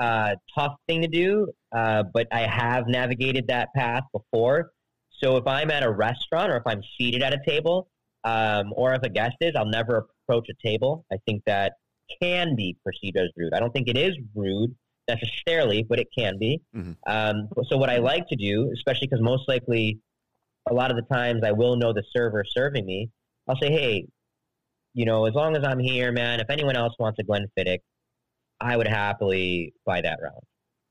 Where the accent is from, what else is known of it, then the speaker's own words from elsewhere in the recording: Midwest, United States; Being a Midwesterner, this truly resonates with me and I love it so much.